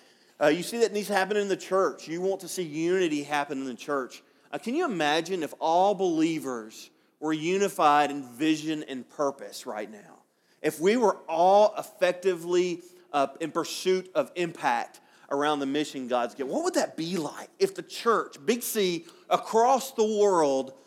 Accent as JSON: {"language": "English", "region": "Alabama", "country": "United States", "moved": "yes", "said": "I'm from Alabama"}